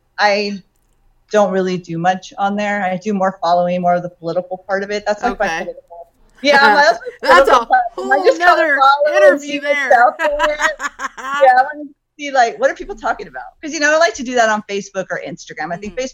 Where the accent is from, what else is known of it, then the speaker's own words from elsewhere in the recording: Los Angeles, California, United States; now in Ventura County, United States; I originally am from Los Angeles. I was born in Los Angeles. But I live in Ventura County.